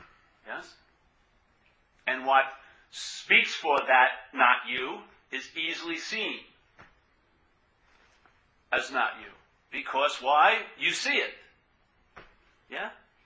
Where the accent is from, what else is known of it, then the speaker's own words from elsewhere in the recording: New York, United States; accent: New York; And especially my accent. It's got a New York accent. It's my voice.